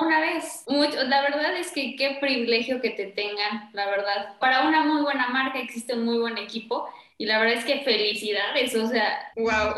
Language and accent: Spanish; Puebla, Mexico; de donde soy yo, o sea, de Puebla, porque somos poblanos